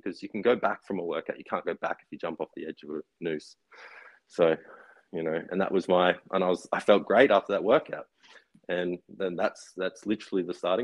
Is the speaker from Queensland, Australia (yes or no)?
yes; Brisbane and Noosa, Queensland, Australia; also born or lived in Gold Coast; So I grew up in Noosa, well, Brisbane and Noosa